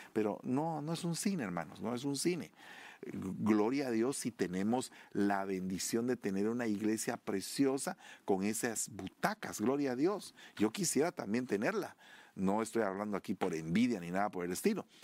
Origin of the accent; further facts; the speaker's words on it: Sololá, Guatemala; de allá de Guatemala, de mi tierra, Sololá